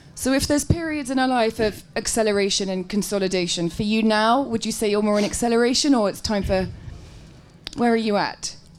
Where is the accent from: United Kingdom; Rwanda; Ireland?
United Kingdom; England; I'm really English